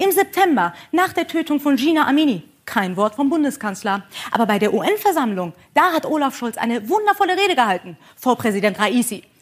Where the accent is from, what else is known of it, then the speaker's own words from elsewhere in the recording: Iran; Denn was ich jetzt gerade hier mache, wäre in meiner Heimat Iran eine Straftat.